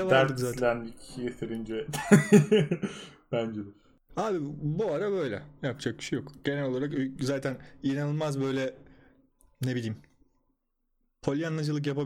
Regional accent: Istanbul, Turkey; benim de memleketim yok. Yani burası.

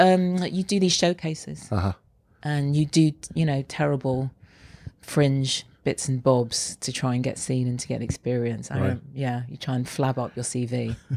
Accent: London, United Kingdom; Yeah. I feel strongly identified with London. Yeah.

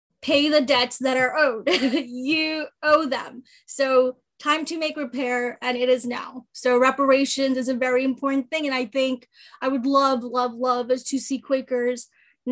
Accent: New York City, New York, United States; also born or lived in East Coast; now in Philadelphia, United States; I grew up in New York City, I've lived all over the East Coast, and then I decided to make Philadelphia my home

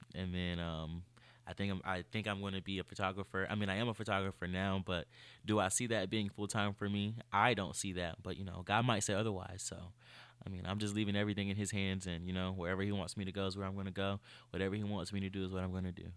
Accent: Greenville, North Carolina, United States; also born or lived in Chapel Hill, North Carolina; I'm from Greenville, North Carolina

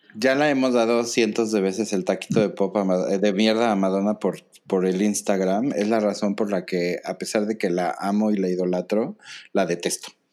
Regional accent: Mexico; nosotros como mexicanos

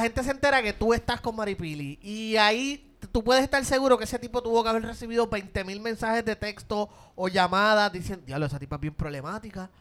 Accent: Puerto Rico; somos Cuatro boricuas

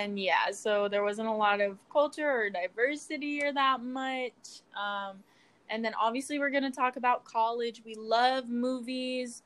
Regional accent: Bay Area, California, United States; moved away as an adult; also born or lived in New York City; I'm from the Bay Area

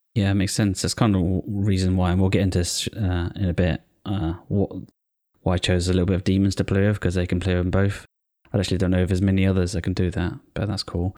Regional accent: United Kingdom; I'm British as well.

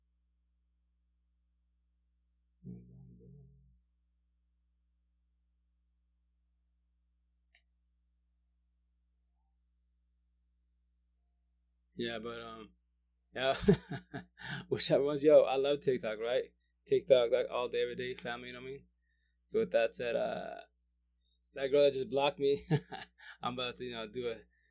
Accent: Yakima Valley, Washington, United States; I'm from Yakima Valley, but go to Seattle side to do the farmers market

